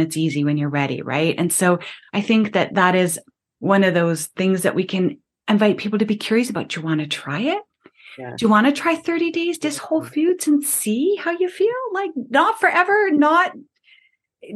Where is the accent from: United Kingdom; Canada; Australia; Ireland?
Canada; I'm Canadian